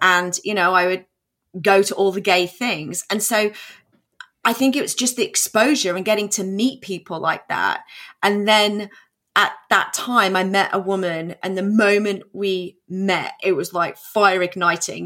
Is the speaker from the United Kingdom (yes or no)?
yes; England, United Kingdom; moved away as an adult; also born or lived in New York, United States; now in Texas, United States; I was born in England.